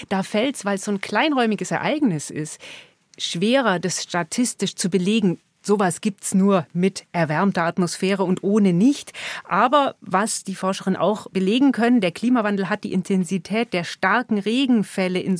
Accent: Germany; bei uns in Deutschland

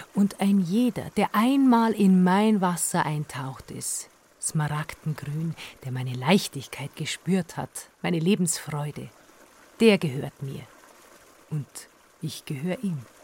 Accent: Franconia, Bavaria, Germany; now in Metten, Germany; Also gebürtig sind wir aus Franken, wir sind jetzt schon über 30 Jahre hier

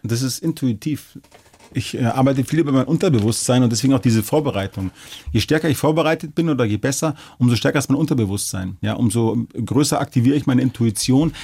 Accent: Munich, Bavaria, Germany; also born or lived in Regensburg; bin ja geboren, aufgewachsen und ich fühle mich auch hier sehr wohl

